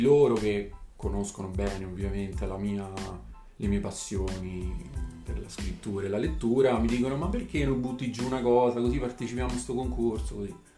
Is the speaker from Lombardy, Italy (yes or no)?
no; province of Naples, Campania, Italy; also born or lived in Parma; sono originario della provincia di Napoli